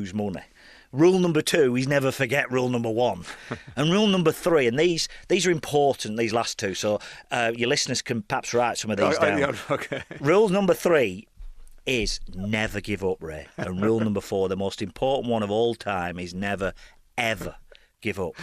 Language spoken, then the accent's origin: English; Burnley, North West England, United Kingdom